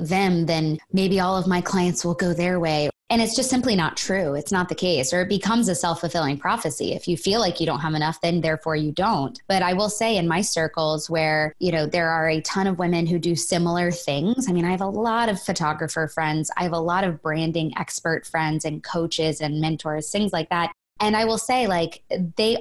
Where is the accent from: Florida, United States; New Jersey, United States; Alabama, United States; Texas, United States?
Florida, United States; moved away as an adult; now in Los Angeles, United States; I'm born and raised in Florida and moved out to Los Angeles about 8 years ago